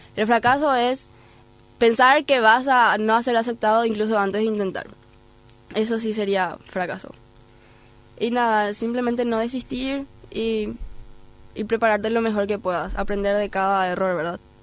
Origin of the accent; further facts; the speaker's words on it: Paraguay; first language Spanish; yo soy paraguaya, mi primer idioma es español.